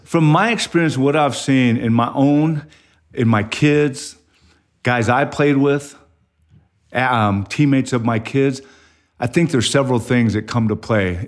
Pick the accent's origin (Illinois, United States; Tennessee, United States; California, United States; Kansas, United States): California, United States; Ontario; moved away as an adult; now in Mason, United States; I grew up in Southern California, where there was a lot of asphalt, a lot of concrete, uh, not a whole lot of grass in your yard, uh, Ontario, California.